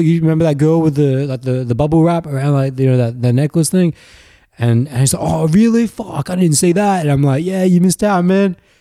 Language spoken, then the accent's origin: English; Australia; accent: very Australian; when I was growing up in Australia. It was mostly Australian blokes who sound like me, 'cause I have a very Australian accent